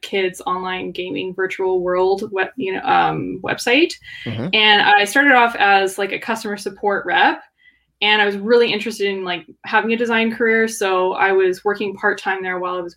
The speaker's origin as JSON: {"language": "English", "country": "Canada", "tie": "born or raised there", "also_born_or_lived": "Kelowna, British Columbia", "said": "I'm born and raised in Canada, living in BC, Kelowna."}